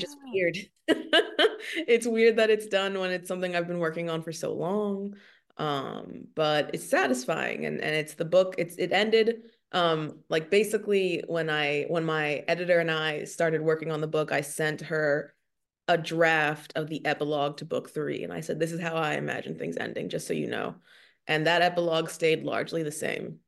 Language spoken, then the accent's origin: English; Maryland, United States; moved away as an adult; also born or lived in New York; now in Texas, United States; I grew up in Maryland, and then I moved to New York after college